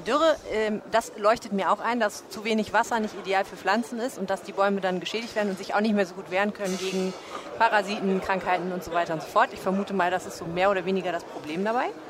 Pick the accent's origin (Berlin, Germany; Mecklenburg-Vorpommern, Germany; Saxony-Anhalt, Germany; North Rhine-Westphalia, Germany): Saxony-Anhalt, Germany; near Stendal; moved away; wo ich aufgewachsen bin in der Nähe von Ständer Sachsen-Anhalt